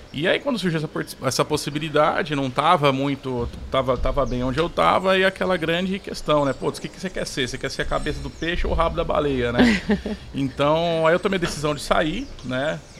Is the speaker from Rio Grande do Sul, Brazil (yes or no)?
no; São João da Boa Vista, São Paulo, Brazil; Mas eu sou de São João da Boa Vista, interior de São Paulo